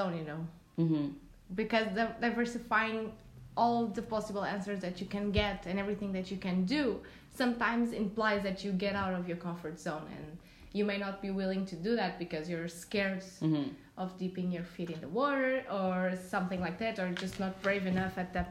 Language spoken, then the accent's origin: English; Portugal; I'm from Portugal.